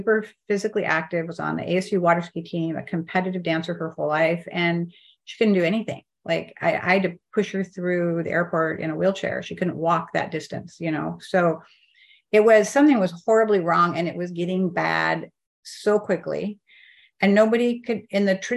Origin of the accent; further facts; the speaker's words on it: Eastern Washington, United States; moved away; also born or lived in Arizona; I grew up in Eastern Washington